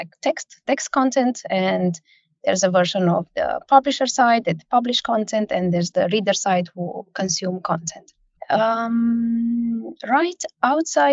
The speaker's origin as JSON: {"language": "English", "country": "Romania", "moved": "as an adult", "lives_now": "Denmark", "said": "I come from Romania and I moved to Denmark 13 years ago"}